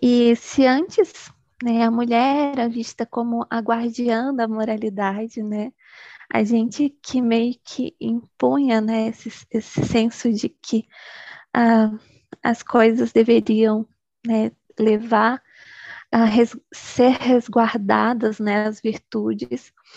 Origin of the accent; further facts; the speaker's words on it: Bahia, Brazil; sou baiana, moro no interiorzinho da Bahia